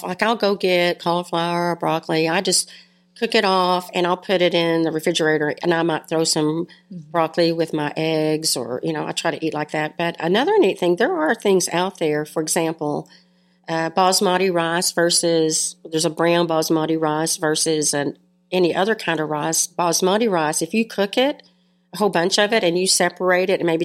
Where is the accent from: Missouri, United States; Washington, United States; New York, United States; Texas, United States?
Texas, United States; Bridgeport; I'm a country girl. I grew up in Bridgeport, Texas. I went to high school here